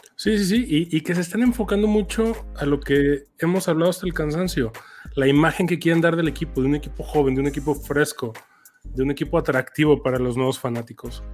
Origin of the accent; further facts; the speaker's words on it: Mexico; por ser mexicanos